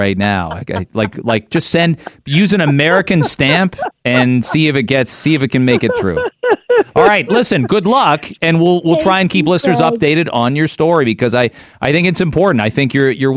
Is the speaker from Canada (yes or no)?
yes; Canada; I'm a Canadian